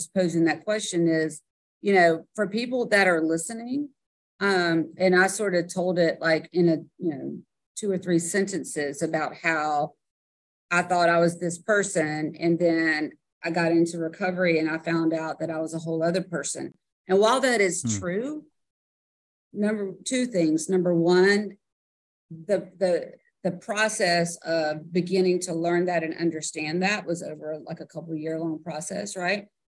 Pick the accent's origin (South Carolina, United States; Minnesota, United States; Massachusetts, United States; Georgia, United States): Georgia, United States; South; I grew up in South Georgia, like, you know, like picking watermelons out of the field